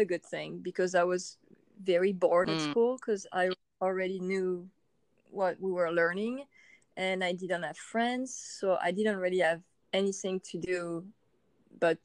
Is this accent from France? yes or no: yes; France; I was born and raised in France